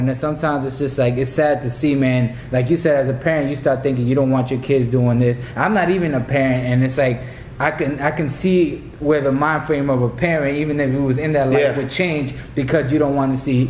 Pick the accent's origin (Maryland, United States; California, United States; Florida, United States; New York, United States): Florida, United States; Tampa; moved away; I came from Tampa, Florida.